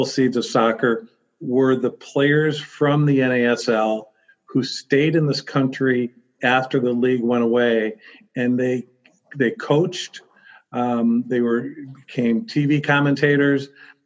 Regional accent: Chicago, Illinois, United States; also born or lived in Minnesota; Chicago being my hometown

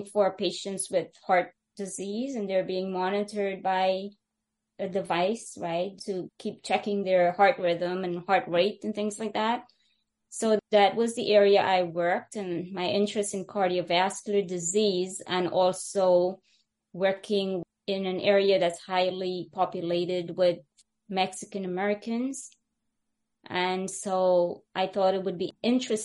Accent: Guyana; now in United States; I happen to be the one from British Guyana, and that's where I was born

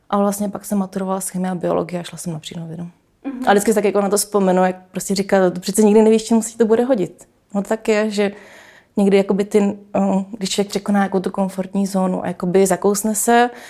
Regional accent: Czechia; also born or lived in Toronto, Canada / Australia; A do Čech jsme se vrátili, když mi bylo asi pět let.

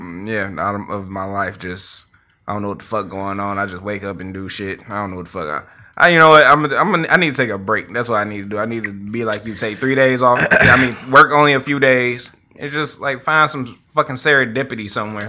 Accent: Highland Park, Michigan, United States; I grew up in Highland Park

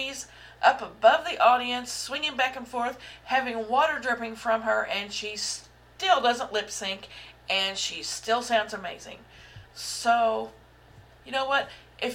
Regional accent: Southeast Missouri, United States; I was raised in the Midwest, in Southeast Missouri

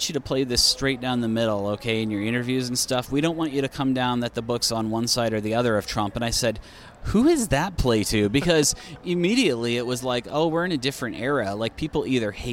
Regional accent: Iowa, United States; I'm from Iowa

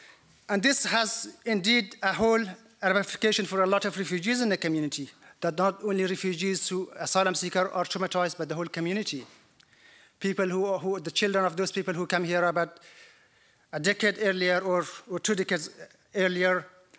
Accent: Afghanistan; moved away as an adult; now in Australia; I'm originally from Afghanistan. I sought asylum in Australia in 2001 by boat.

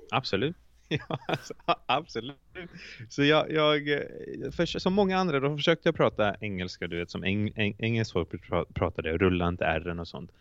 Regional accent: Iceland; Swedish is a second language; moved away as an adult; now in Sweden; jag är från Island

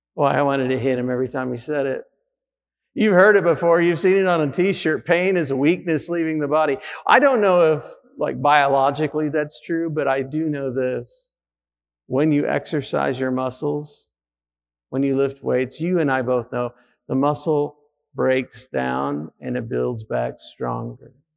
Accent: United States; we're Americans

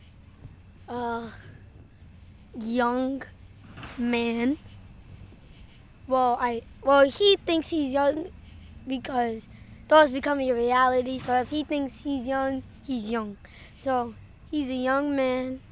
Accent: New York City, New York, United States; I'm 10 years old, and I'm from Brooklyn, New York

